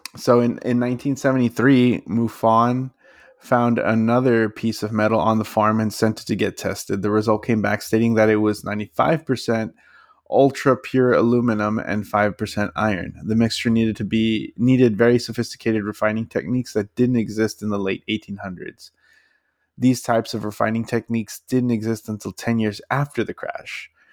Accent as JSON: {"language": "English", "region": "Texas", "country": "United States", "tie": "born or raised there", "said": "it was in my home state"}